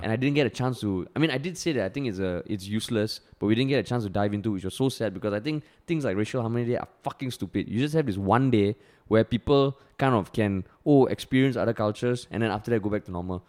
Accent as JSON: {"language": "English", "country": "Singapore", "tie": "born or raised there", "said": "growing up in Singapore, I don't know how it is now, but back then community service was so uncool"}